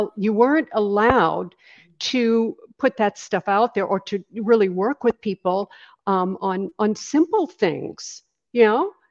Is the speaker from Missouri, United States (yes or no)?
no; Maine, United States; also born or lived in Los Angeles; now in Sarasota, United States; I'm originally from Maine. That's where I, I grew up. I grew up on a little island off the coast of Maine.